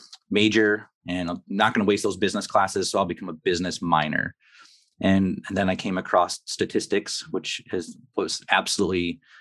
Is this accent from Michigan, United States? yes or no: yes; Kalamazoo, Michigan, United States; I grew up here in Kalamazoo and had a rough go with it at high school and somehow managed to weasel my way into college.